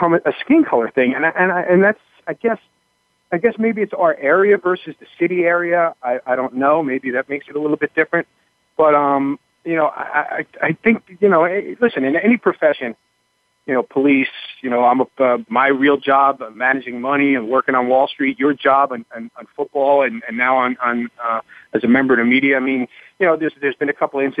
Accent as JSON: {"language": "English", "region": "New York", "country": "United States", "tie": "born or raised there", "moved": "yes", "lives_now": "New Jersey, United States", "said": "I grew up in New York, and I live in New Jersey."}